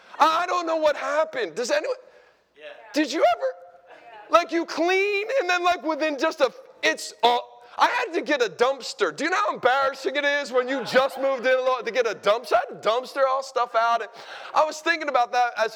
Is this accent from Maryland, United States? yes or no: no; Philadelphia, Pennsylvania, United States; We're from Philadelphia, the home of the world champion Eagles